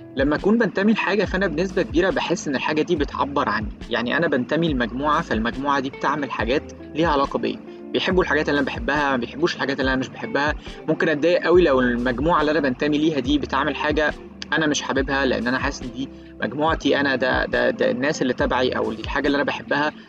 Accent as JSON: {"language": "Arabic", "country": "Egypt", "said": "أنا شخص مصري عايش في القاهرة"}